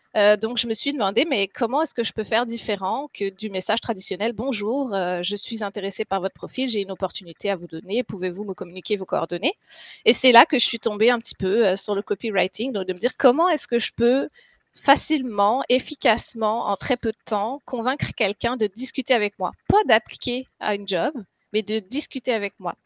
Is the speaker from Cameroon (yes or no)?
no; France; moved away as an adult; now in Quebec, Canada; je suis française à la base. Je suis arrivée au Québec en 2015.